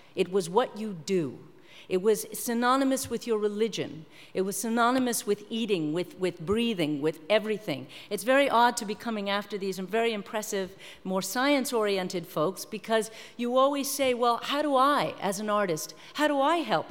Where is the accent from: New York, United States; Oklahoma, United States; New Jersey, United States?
New York, United States; I'm from New York